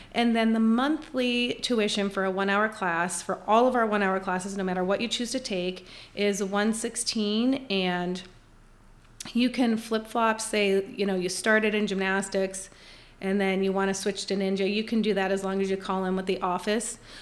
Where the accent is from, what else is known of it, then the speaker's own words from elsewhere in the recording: Scranton, Pennsylvania, United States; moved away as an adult; now in Winchester, United States; I actually grew up my entire life, uh, in Scranton, Pennsylvania